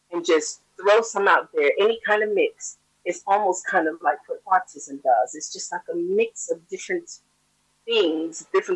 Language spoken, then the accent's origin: English; United States; born or raised there